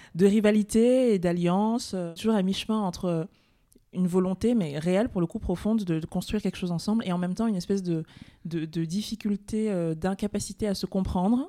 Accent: France; also born or lived in Cameroon; je suis française et je suis camerounaise

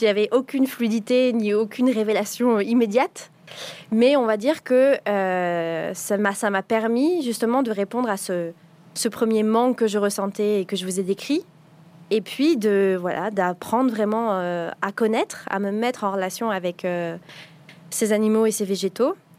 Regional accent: Paris, Île-de-France, France; j'ai grandi à Paris

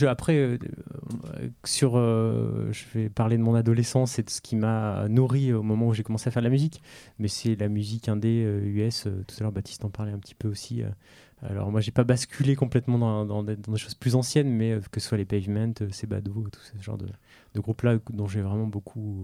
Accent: France; je suis français né en France

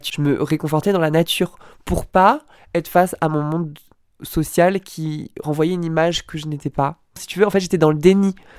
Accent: near Rambouillet, Yvelines, Île-de-France, France; also born or lived in Lille / Dunkirk; J'ai grandi dans le 78, dans un village à côté de Rambouillet qui s'appelle Ophargis

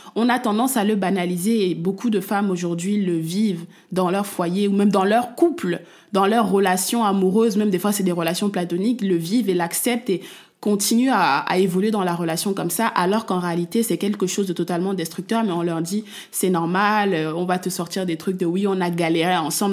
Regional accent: Cameroon; je suis une femme africaine, je suis camerounaise et j'ai baigné et je baigne toujours dans une culture

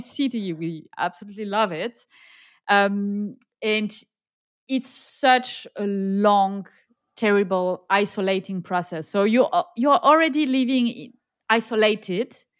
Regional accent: south of France, France; accent: French; English is a second language; also born or lived in Nigeria; now in Indonesia; I am French, uh, as you can tell by my accent, and I grew up in a very, very small village in the south of France

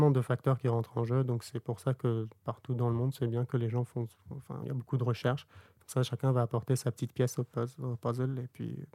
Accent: Bordeaux, Nouvelle-Aquitaine, France; on est bordelais, quoi.

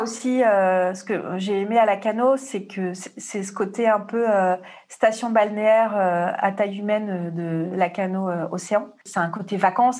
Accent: Marseille, Provence-Alpes-Côte d'Azur, France; moi, je suis de Marseille

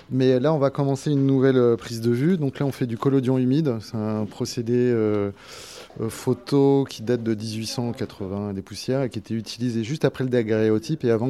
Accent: Toulouse, Occitania, France; je viens de Toulouse et j'enseigne à l'ETPA.

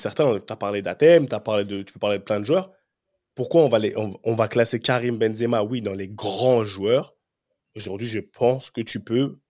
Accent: France; moved away; also born or lived in England; j'ai grandi en France, je suis arrivé en Angleterre.

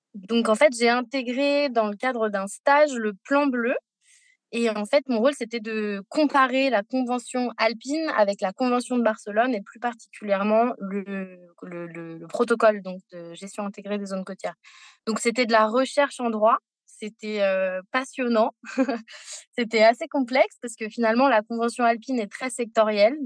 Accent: Paris, Île-de-France, France; also born or lived in Costa Rica; j'ai grandi à Paris, loin de la mer

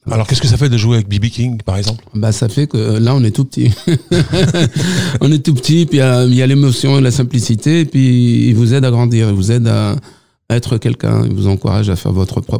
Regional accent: Nanterre, Île-de-France, France; moi je suis de Nanterre

